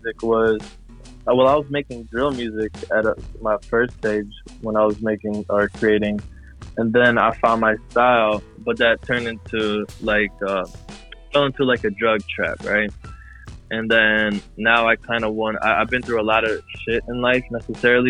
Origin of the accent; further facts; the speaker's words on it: Chicago, Illinois, United States; now in Florida, United States; I grew up in Chicago mainly